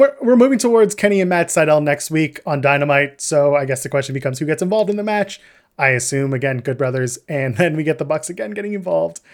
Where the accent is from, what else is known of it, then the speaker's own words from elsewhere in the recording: Canada; we're Canadian